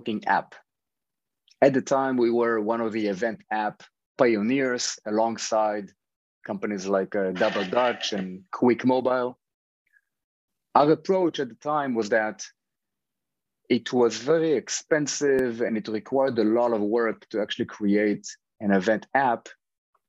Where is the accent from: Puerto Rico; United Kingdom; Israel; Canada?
Israel; moved away as an adult; now in New York, United States; I grew up in Israel. Over the past 10 years, I've been living in New York with my family